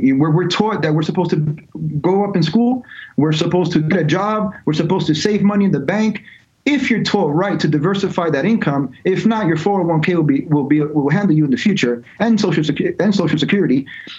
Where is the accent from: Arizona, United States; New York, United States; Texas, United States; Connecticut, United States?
New York, United States; also born or lived in Georgia / California; So I grew up in three different states. I grew up in New York, grew up in Georgia, grew up in California.